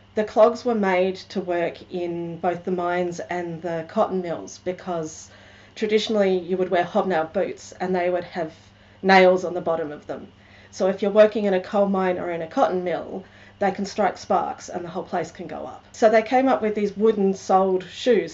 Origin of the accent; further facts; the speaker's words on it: South Australia, Australia; now in Melbourne, Australia; I grew up in South Australia and I'm now living in Melbourne.